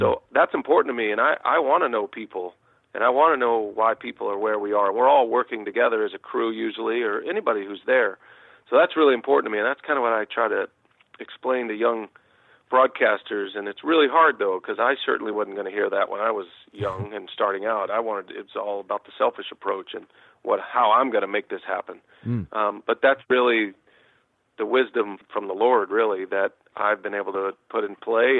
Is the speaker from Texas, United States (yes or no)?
yes; Austin, Texas, United States; born or raised there